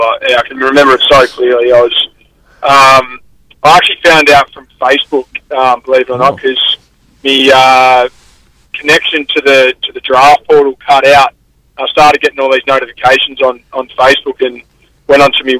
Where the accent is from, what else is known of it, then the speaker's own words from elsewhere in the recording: Drysdale, Victoria, Australia; also born or lived in Leopold; Three, I was staying in Drysdale and then was there till my later years in junior footy at Leopold